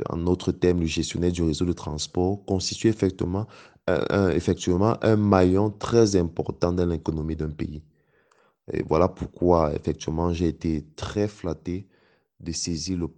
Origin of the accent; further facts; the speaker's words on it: Cameroon; Parce que c'est une opportunité qui se présentait à moi dans mon domaine, dans mon pays d'origine, avec un impact réel sur le développement et l'amélioration des vies des Camerounais en fait.